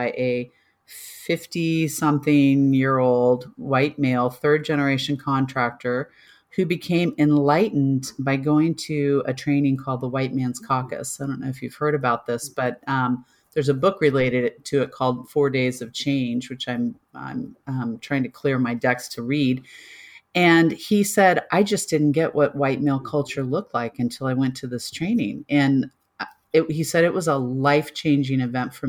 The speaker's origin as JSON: {"language": "English", "region": "Kansas", "country": "United States", "also_born_or_lived": "Denver", "moved": "yes", "said": "a white girl from Kansas"}